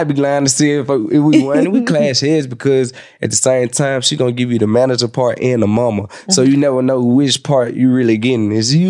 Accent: Jamaica; I'm Jamaican.

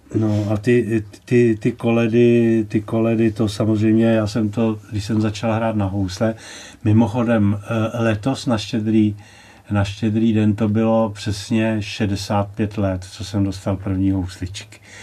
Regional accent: Rožmitál pod Třemšínem, Central Bohemian Region, Czechia; já jsem se narodil v Rožmitále pod Třemšínem a můj otec eh, tu rybovku zpíval tam v tom kostelíčku ve starém Rožmitále

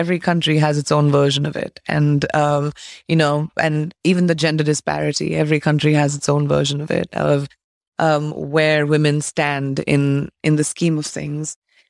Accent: India; moved away; I think growing up in India is the definition of who I am. It's my pride and it's what I take before I even introduce myself, is the fact that I come from this incredible land of legacy.

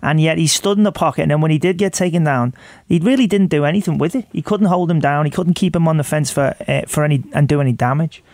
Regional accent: Liverpool, North West England, United Kingdom; moved away; I come from Liverpool

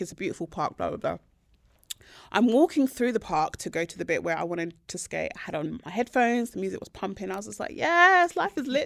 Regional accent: Nigeria

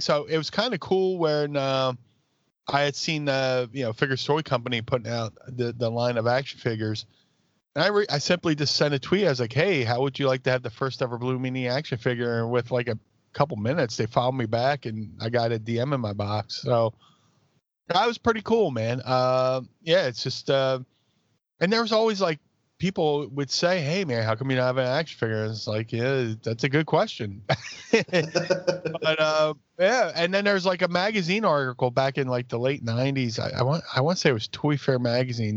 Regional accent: Philadelphia, Pennsylvania, United States; my hometown South Philly

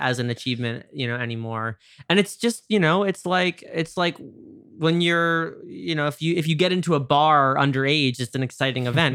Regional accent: New York, United States; I'm from New York

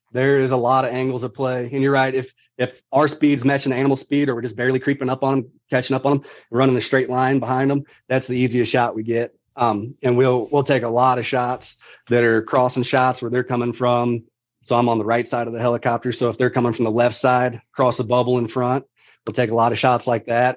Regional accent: St. Louis, Missouri, United States; Grew up in Missouri.

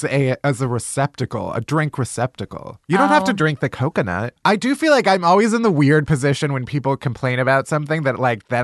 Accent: New York, United States; as a New Yorker, as someone who does not live in LA.

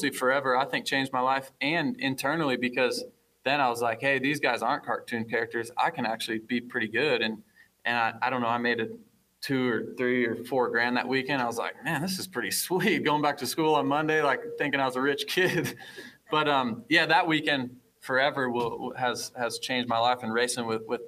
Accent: Fort Dodge, Iowa, United States; I'm some kid from Fort Dodge, Iowa, getting bikes from Storm Lake Honda.

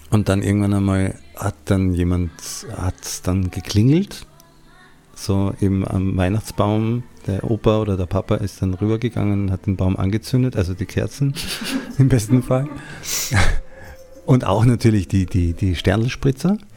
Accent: Salzburg, Austria; Das ist so ein traditionelles Essen bei uns in Salzburg, glaube ich, vor allen Dingen.

